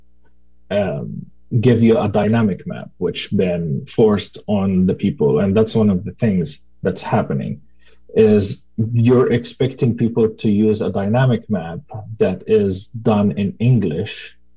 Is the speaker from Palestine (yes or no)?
yes; Khan Yunis, Gaza Strip, Palestine; now in Portland, United States; I grew up in Khan Yunis. I was born in Khan Yunis and grew up as a refugee.